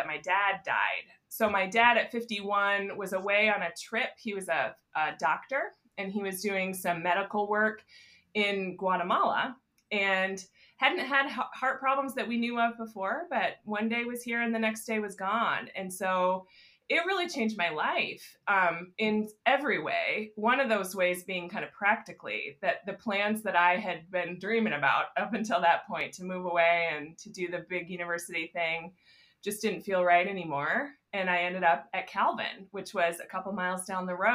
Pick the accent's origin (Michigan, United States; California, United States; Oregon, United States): Michigan, United States; Grand Rapids; I grew up in Grand Rapids, Michigan, in the suburbs here